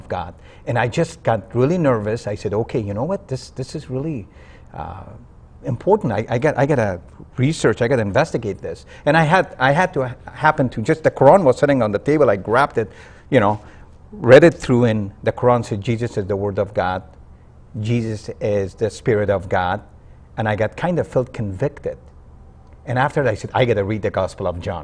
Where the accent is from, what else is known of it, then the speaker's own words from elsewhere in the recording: Kabul, Afghanistan; now in United States; I was born in Afghanistan, Kabul, Afghanistan.